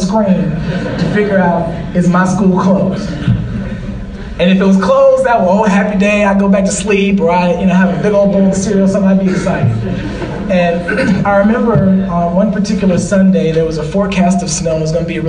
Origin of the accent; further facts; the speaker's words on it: St. Louis, Missouri, United States; moved away; I'm from St. Louis, Missouri